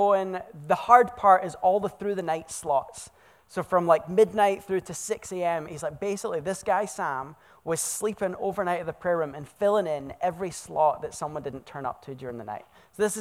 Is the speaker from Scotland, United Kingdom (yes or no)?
yes; Scotland, United Kingdom; moved away as an adult; also born or lived in Oregon, United States / central England; now in Wilsonville, United States; I was born in Scotland.